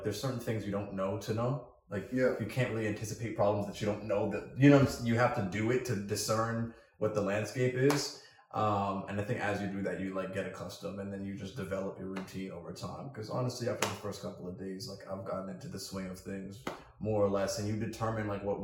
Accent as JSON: {"language": "English", "town": "Alpharetta", "region": "Georgia", "country": "United States", "moved": "as an adult", "lives_now": "Washington, D.C., United States", "said": "I'm from Alpharetta, Georgia"}